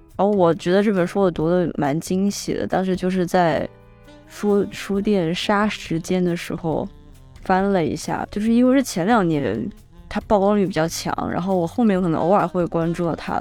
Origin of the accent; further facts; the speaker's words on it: Guangzhou, Guangdong, China; moved away; 我在广州待了这将近三年，因为它毕竟是我长大的地方